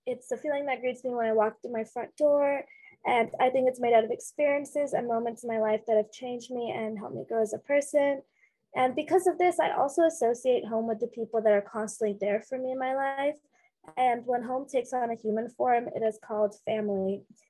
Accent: Bay Area, California, United States; moved away as an adult; now in Illinois, United States; Hi, everyone. … I'm from the Bay Area

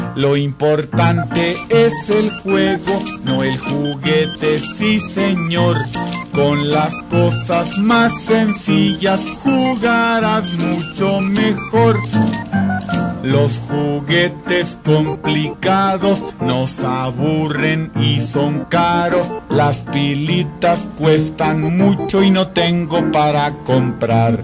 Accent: Colombia; de Colombia, cantautor de música popular colombiana.

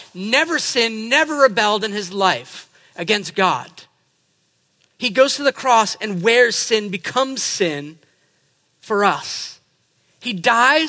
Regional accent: New England, United States; I'm from New England.

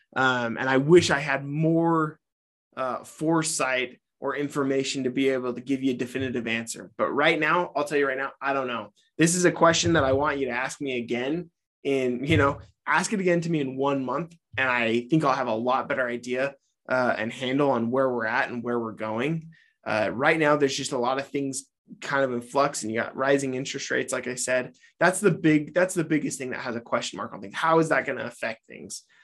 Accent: Utah, United States; my home state of Utah

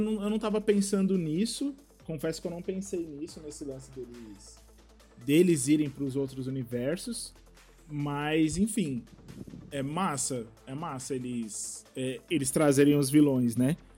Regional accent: Taboão da Serra, São Paulo, Brazil; eu sou aqui de Taboão da Serra

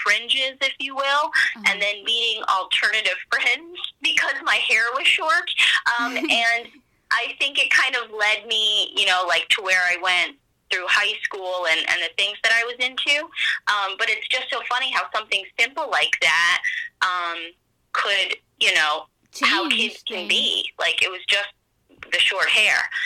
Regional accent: Pennsylvania, United States; also born or lived in New Jersey; we moved from New Jersey to Pennsylvania when I was in fourth grade

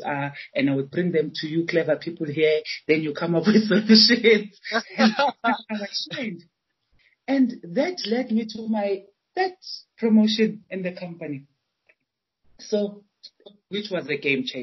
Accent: Johannesburg, Gauteng, South Africa; also born or lived in Chiawelo, Soweto; I was born in Orlando, so Orlando, Eastern Soweto

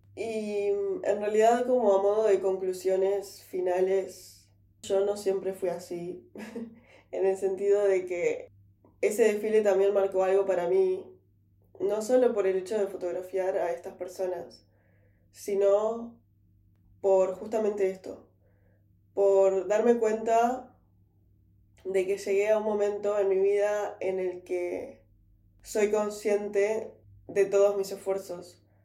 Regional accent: Uruguay; moved away as an adult; now in London, United Kingdom; yo soy uruguaya

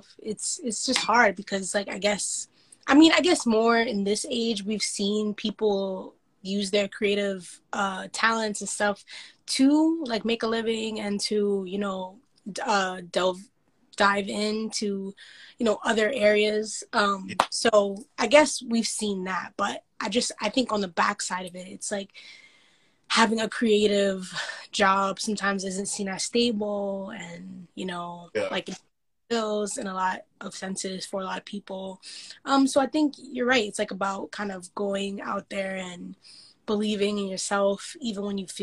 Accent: New York City, New York, United States; I'm from the Bronx.

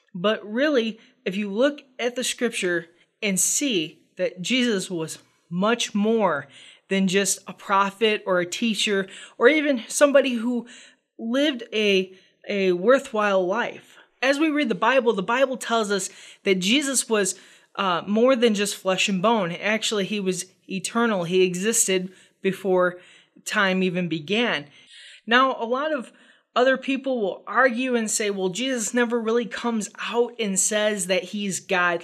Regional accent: United States; as a American reader of the gospel

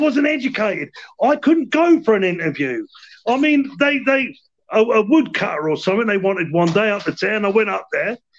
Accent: Aylesbury, South East England, United Kingdom; I was born in Aylesbury Duck. They used to call us the Aylesbury Ducks. And I come from a fighting family … The O'Sullivans come from Cork, my mum's side.

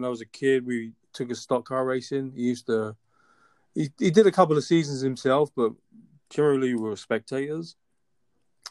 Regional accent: London, United Kingdom; moved away as an adult; also born or lived in Chicago / Washington, D.C. / Boston; now in Atlanta, United States; Born and raised in London, and I came to the U.S. in 2003

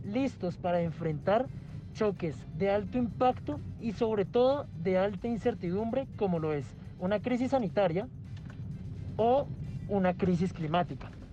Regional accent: Colombia; soy activista climático de Colombia

